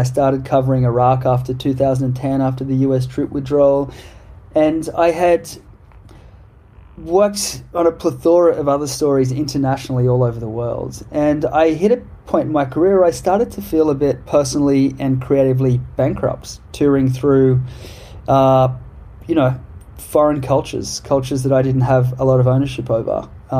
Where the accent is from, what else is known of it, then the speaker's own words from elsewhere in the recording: Australia; I guess I have a perspective about my home country that I didn't have before.